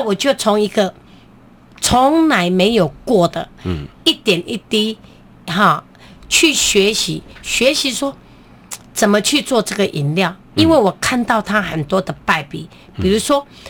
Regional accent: Taiwan; 我们台湾人有学到嘛

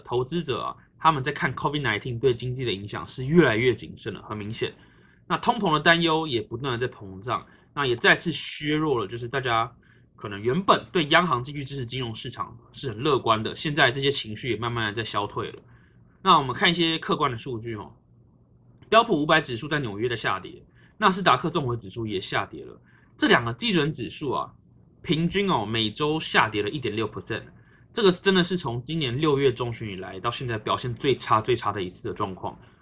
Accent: Taiwan; 我们身为台湾人

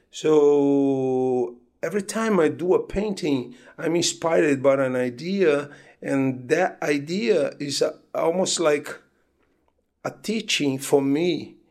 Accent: Petrópolis, Rio de Janeiro, Brazil; moved away; also born or lived in Bahia; I was born in Petropolis, which is a small town in the mountains of Rio in Brazil.

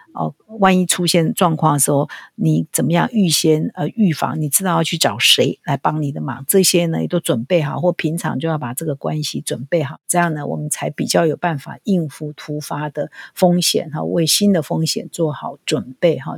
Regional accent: Taiwan; 我们台湾人

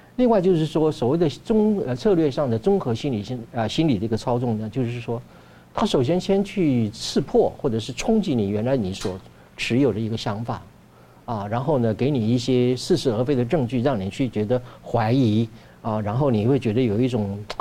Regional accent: Taiwan; 我们台湾话叫条啊卡嘛

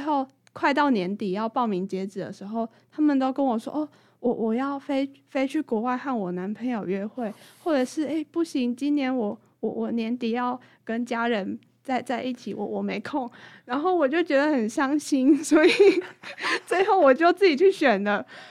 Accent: Tainan, Taiwan; moved away as an adult; also born or lived in Taipei; 我是台南来的小孩

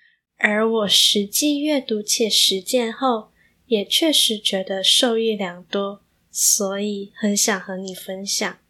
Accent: Malaysia; moved away as an adult; now in Taiwan; 我从马来西亚来到台湾念大学，因为都是外食，再加上我觉得吃东西很解压，于是体重便蒸蒸日上。

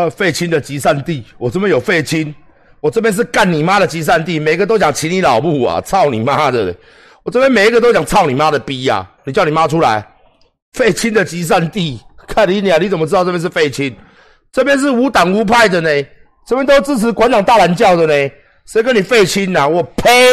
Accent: Taiwan; 以我们台湾人的健康而言

